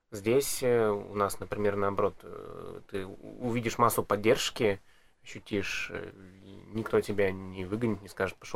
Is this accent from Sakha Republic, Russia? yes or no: no; Kurgan, Kurgan Oblast, Russia; Мне просто интересно, это личный интерес, потому что я из Кургана, я хочу зайти.